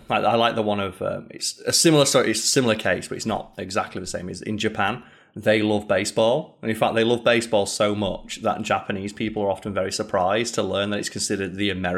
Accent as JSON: {"language": "English", "country": "United Kingdom", "said": "because it's hard to be, like, nationalistic as a Brit."}